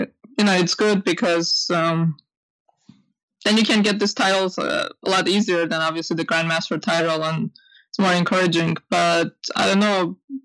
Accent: Armenia; moved away; I grew up in Armenia

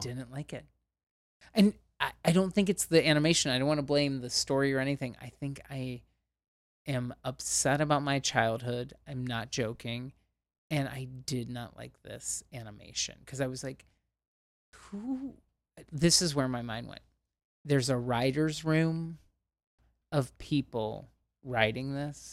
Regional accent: Ohio, United States; I'm from Ohio and we have a bunch of amusement parks in Ohio

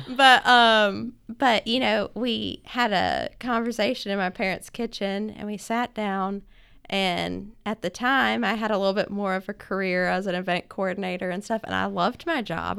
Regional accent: Florence, Alabama, United States; I grew up in Florence, Alabama

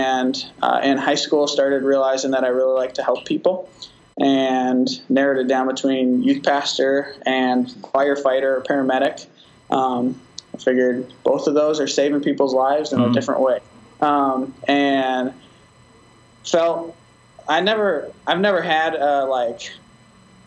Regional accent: Wisconsin, United States; moved away as an adult; also born or lived in Iowa; now in Indianola, United States; I am from Wisconsin before living in Iowa now.

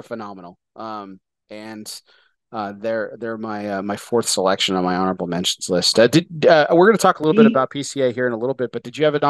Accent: Texas, United States; I know I'm Texan.

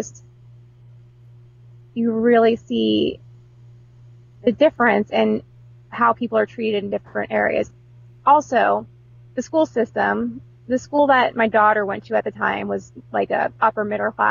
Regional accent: Houston, Texas, United States; I grew up mostly in Houston, Texas, which is super diverse

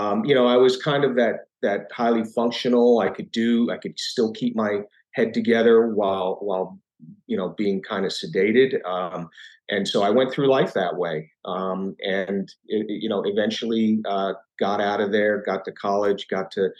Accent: New York area, United States; I grew up in the New York area and in the 70s

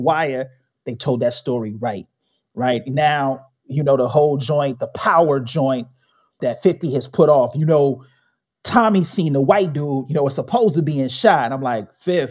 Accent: Chicago, Illinois, United States; Born and raised in Chicago, south side of the city

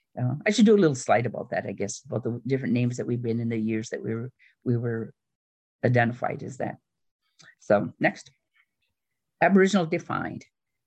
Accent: Six Nations reserve, Ontario, Canada; moved away as an adult; now in New Credit, Canada; I'm born and raised on the Indian Reserve, be it Six Nations, and I married over to New Credit and I've become a member here. And so I have lived here all my life and worked here.

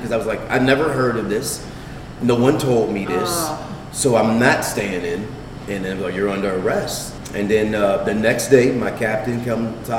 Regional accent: Pittsburgh, Pennsylvania, United States; I'm from Pittsburgh.

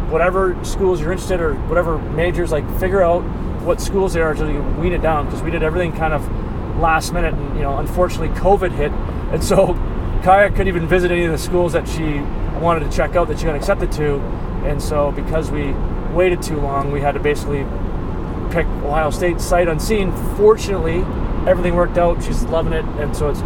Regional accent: Canada; moved away; we grew up in Canada

